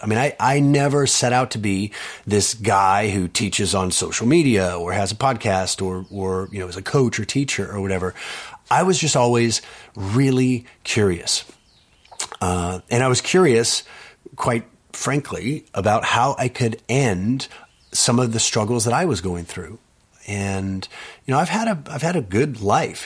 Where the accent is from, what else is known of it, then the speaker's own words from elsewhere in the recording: Austin, Texas, United States; I was born in Austin